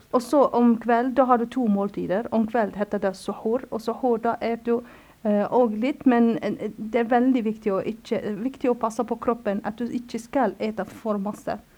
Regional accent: Cairo, Cairo Governorate, Egypt; Norwegian is a second language; also born or lived in Lebanon / Yemen / Gaza / Palestine; now in Norway; jeg vokste opp i Kairo

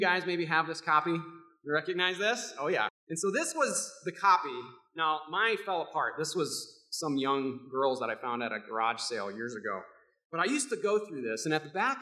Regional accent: Rockford, Illinois, United States; Growing up in Rockford, I was the son of a pastor

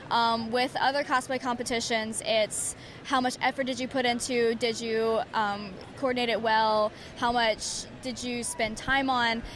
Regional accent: Alabama, United States; I'm from Alabama

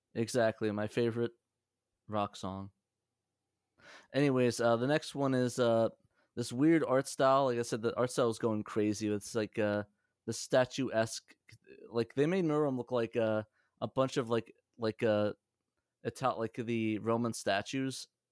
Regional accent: Middletown, New Jersey, United States; also born or lived in Union Beach, New Jersey; I grew up in Middletown.

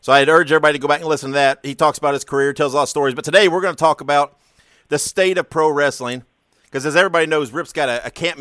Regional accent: Columbus, Indiana, United States; I'm from Columbus, Indiana.

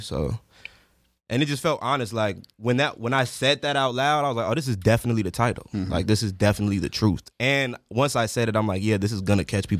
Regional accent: South Holland, Illinois, United States; Chicago. South Holland, Illinois.

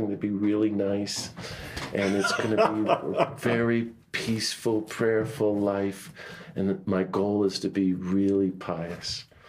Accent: Washington, District of Columbia, United States; Now we're talking in the 70s. I'm growing up in Washington, D.C. and doing really good scripture studies.

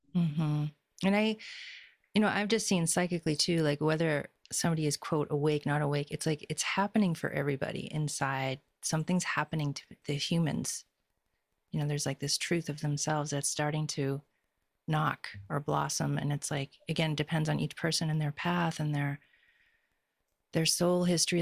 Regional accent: Boston, Massachusetts, United States; moved away; also born or lived in California; I grew up in Boston, and Boston's a very specific way of being

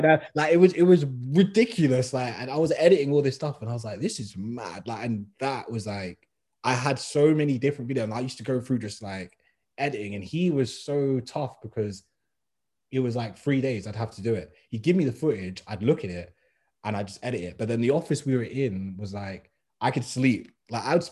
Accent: London, United Kingdom; I'm from West

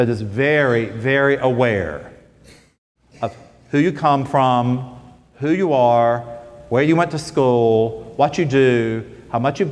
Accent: Smithfield, North Carolina, United States; I grew up in Smithfield, North Carolina

